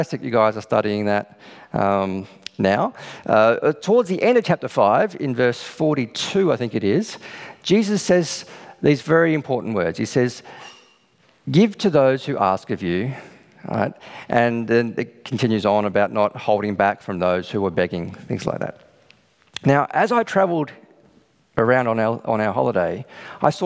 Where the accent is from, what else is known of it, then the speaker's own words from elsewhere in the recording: Australia; we're Australian